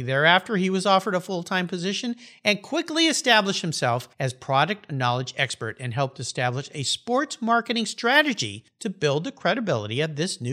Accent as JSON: {"language": "English", "town": "San Diego", "region": "California", "country": "United States", "tie": "born or raised there", "moved": "yes", "lives_now": "Washington, United States", "said": "my old hometown, San Diego, California"}